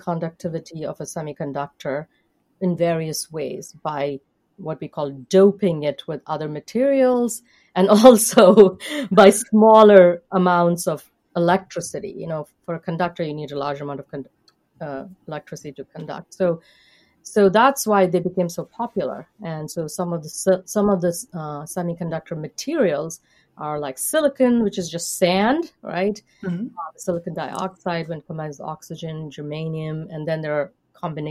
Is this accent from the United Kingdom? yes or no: no; India; now in United States; I grew up in India, and so I would be considered in the United States someone from a diverse background